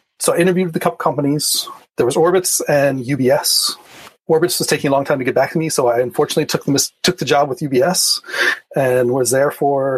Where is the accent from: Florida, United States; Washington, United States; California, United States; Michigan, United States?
Florida, United States; Miami; moved away as an adult; also born or lived in Bay Area; now in Chicago, United States; I grew up in Miami, and so that's where my technical career started.